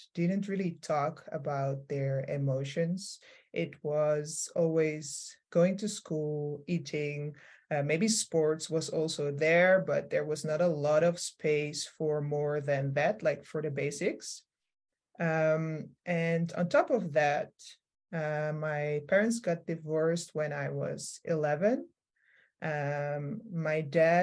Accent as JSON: {"language": "English", "town": "Amsterdam", "region": "North Holland", "country": "Netherlands", "tie": "born or raised there", "lives_now": "Rotterdam, Netherlands", "said": "I grew up in Amsterdam"}